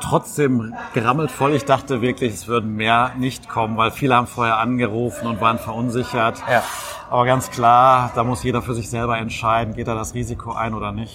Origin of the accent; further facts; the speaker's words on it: Witten, North Rhine-Westphalia, Germany; in meiner Heimatstadt zu arbeiten